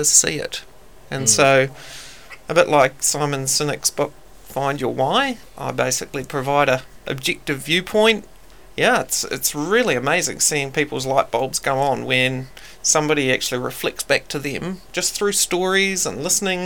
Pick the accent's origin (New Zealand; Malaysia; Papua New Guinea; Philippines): New Zealand; Wellington; also born or lived in Palmerston North; I'm from Wellington